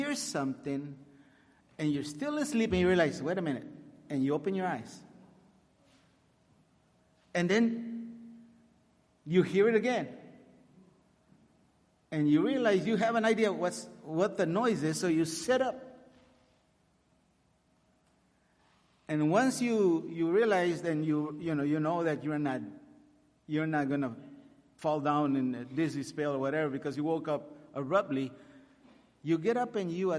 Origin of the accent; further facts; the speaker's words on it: Laredo, Texas, United States; English is a second language; also born or lived in Corpus Christi, Texas; I was born in Corpus Christi. I was raised my entire life in Laredo, Texas, a border town. I did not know really how to speak English